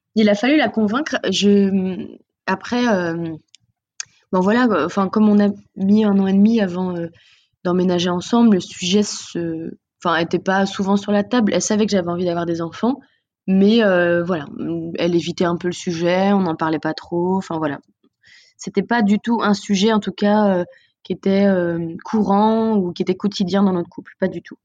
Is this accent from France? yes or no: yes; Nantes, Pays de la Loire, France; on est de Nantes